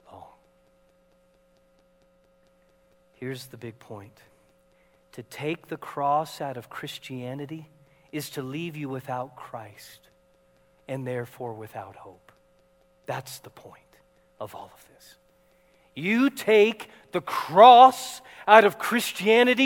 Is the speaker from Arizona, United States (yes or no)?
no; Seattle, Washington, United States; moved away; we're from Seattle.